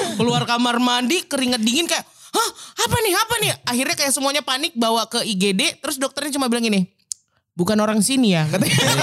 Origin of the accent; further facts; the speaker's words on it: Medan, North Sumatra, Indonesia; accent: Medan; moved away as an adult; now in Jakarta, Indonesia; aku tuh orangnya dari Medan, uh-uh. ya kan, dan dengan logatku yang seperti ini